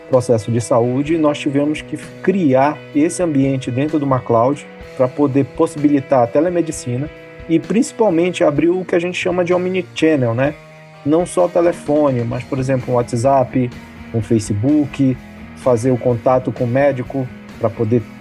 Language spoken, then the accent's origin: Portuguese; Pará, Brazil; also born or lived in abroad; sou paraense, um paraense que já rodou o mundo aí. Já morei 11 anos fora do Brasil e em mais de 12 países.